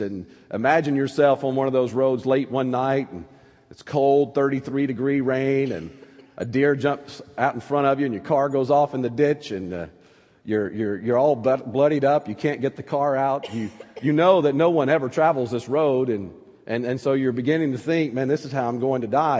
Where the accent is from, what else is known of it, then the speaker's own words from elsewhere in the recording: North Alabama, United States; accent: southern; moved away; Growing up in North Alabama, we would pray for snow every year